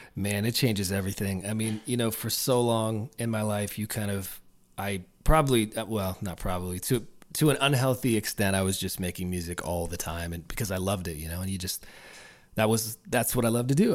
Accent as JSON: {"language": "English", "town": "Peterborough", "region": "Ontario", "country": "Canada", "tie": "born or raised there", "also_born_or_lived": "Nashville", "said": "this is where I started the band and did a bunch of indie records before"}